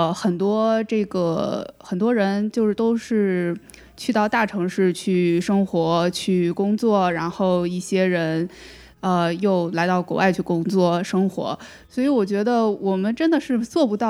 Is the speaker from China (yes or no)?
yes; China; 然后就作为一个中国人来说，其实我也是觉得这种这种压力也是有的